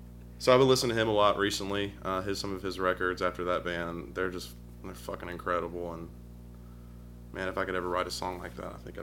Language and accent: English; Vestavia Hills, Alabama, United States; Vestavia Hills, right up the road. Grew up in the suburbs. Pretty normal, nice life. Grew up in a cul-de-sac.